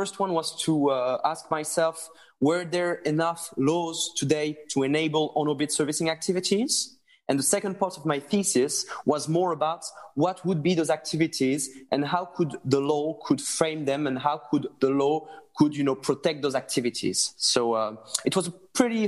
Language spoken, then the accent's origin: English; France; accent: French; English is a second language; sorry for my French English